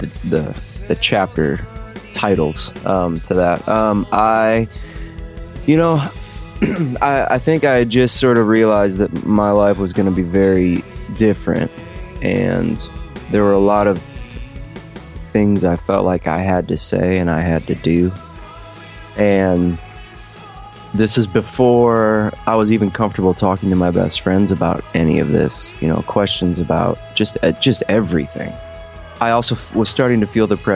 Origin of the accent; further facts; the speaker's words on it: Ohio, United States; growing up in Ohio